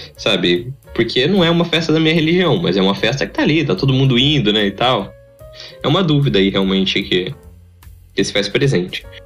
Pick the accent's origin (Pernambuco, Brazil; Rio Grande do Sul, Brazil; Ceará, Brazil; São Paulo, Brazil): São Paulo, Brazil; interior of; Nós somos caipiras mesmo. A gente veio do interior de São Paulo